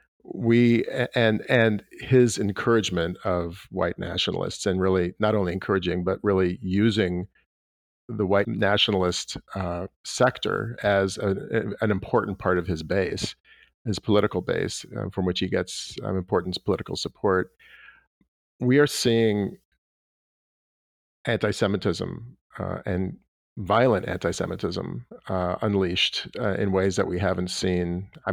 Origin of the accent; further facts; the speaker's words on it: Los Angeles, California, United States; Stephen Miller actually grew up in the synagogue that I grew up in Los Angeles.